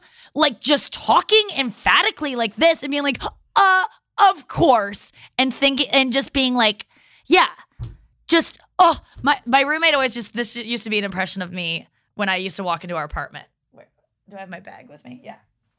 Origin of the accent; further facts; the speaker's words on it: Midwest, United States; I like being nice. I'm nice. I'm from the Midwest.